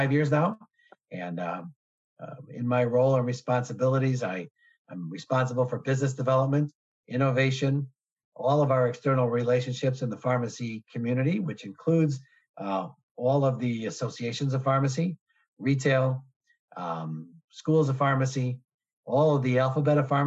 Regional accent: Chicago, Illinois, United States; I'm born and raised in Chicago, never left

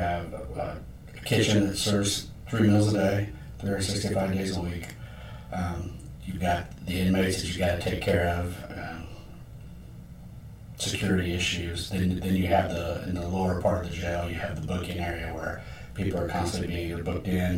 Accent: Anderson, Indiana, United States; I'm from Anderson

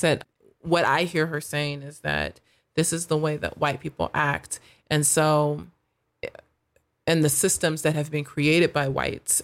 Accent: United States; I am proud to be an American. My subculture would be that I am African American, but, like, at the heart of it, I'm American

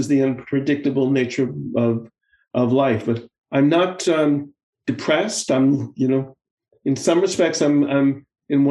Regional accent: United States; now in Israel; having lived abroad for so many years now, you know, I'm still very much of an American, but I'm also, you know, I'm an American

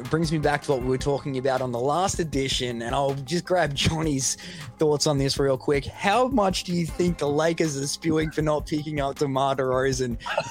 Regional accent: Australia; It'd be pretty wrong to jump on the New Zealand Breakers being an Australian, but you might do, John.

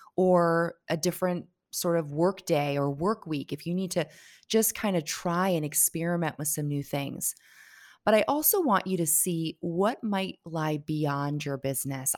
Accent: Connecticut, United States; born or raised there; moved away as an adult; now in Barbados

